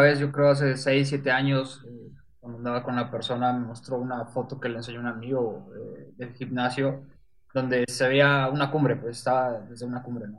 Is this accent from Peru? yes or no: no; Mexico; now in Puebla, Mexico; soy fotógrafo de México, paisaje, estoy basado aquí en Puebla